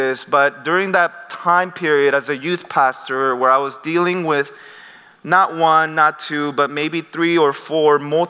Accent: United States; I grew up in the Presbyterian church in the States, but I had my missions background where I saw crazy things in South America.

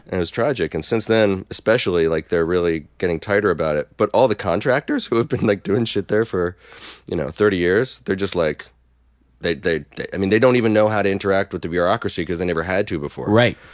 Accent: North Brunswick, New Jersey, United States; moved away as an adult; also born or lived in Brooklyn, New York; now in Philadelphia, United States; I grew up in Jersey

